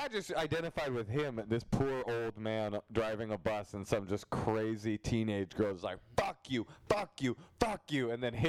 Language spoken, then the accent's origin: English; East Bay, California, United States; now in Los Angeles, United States; growing up in the East Bay, all the kids took the bus.